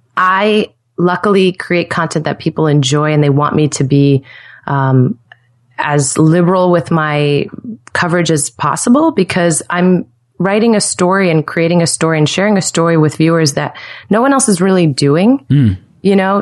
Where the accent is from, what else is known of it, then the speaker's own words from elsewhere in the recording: Stamford, Connecticut, United States; also born or lived in New York City; now in Nashville, United States; I'm from Stamford, Connecticut originally